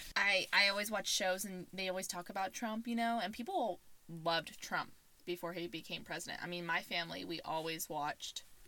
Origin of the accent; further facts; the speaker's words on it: Arizona, United States; also born or lived in Indiana; I was born in Indiana. I moved to Arizona when I was a ten.